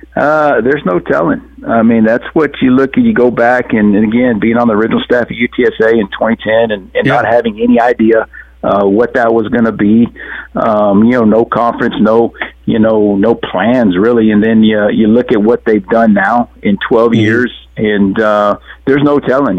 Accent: South Texas, United States; also born or lived in Alabama; growing up around South Texas

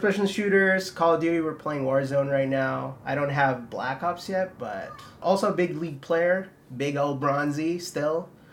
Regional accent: Philippines; I was born in the Philippines

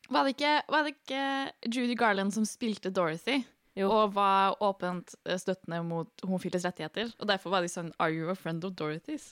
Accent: Trondheim, Trøndelag, Norway; jeg er fra Trondheim.

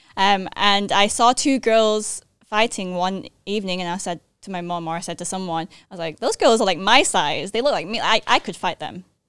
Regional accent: Manchester, North West England, United Kingdom; moved away as an adult; also born or lived in United States; now in Thailand; I was born in Manchester, England. I'm half Thai, half English.

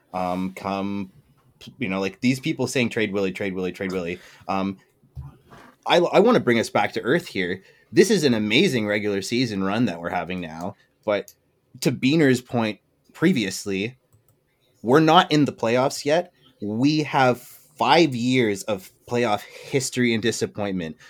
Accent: Toronto, Ontario, Canada; I'm a Canadian and I'm, I'm from Toronto

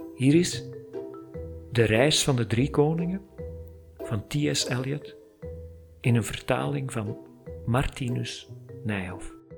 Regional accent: Flanders, Belgium; ik kom uit Vlaanderen. Ik werk er als freelance copywriter en storyteller

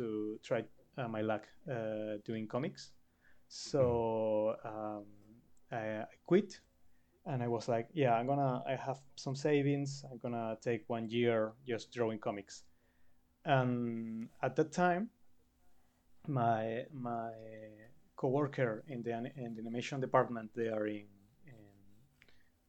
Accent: Canary Islands, Spain; moved away as an adult; now in Barcelona, Spain; I come from Canary Islands that are small islands in the Atlantic Ocean that are parts of Spain

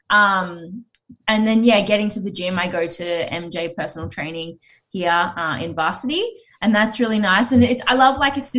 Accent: Gold Coast, Queensland, Australia; I grew up here on the Gold Coast and I was, you know, I went to All Saints Anglican School.

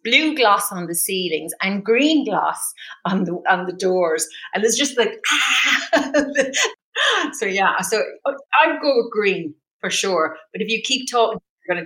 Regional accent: Ireland; because I'm Irish.

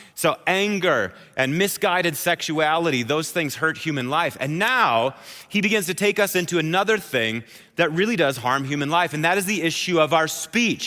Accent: Wisconsin, United States; I'm from Wisconsin, so I say oath, like that. It's this long journey through the vowel is what it is

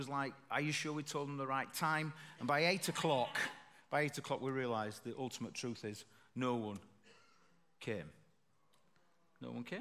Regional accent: Bradford, Yorkshire and the Humber, United Kingdom; from Bradford

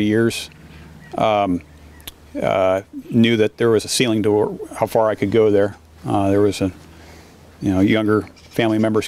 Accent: Sonoma County, California, United States; moved away as an adult; also born or lived in Windsor, California; now in Carlton, Oregon, United States; I was born and raised in Sonoma County

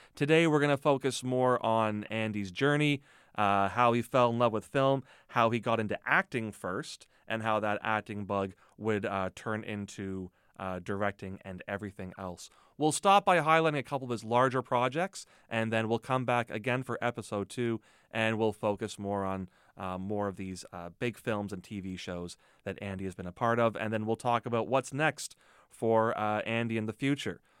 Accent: Mississauga, Ontario, Canada; moved away as an adult; also born or lived in Hamilton / Toronto; now in Thunder Bay, Canada; I grew up near Port Credit

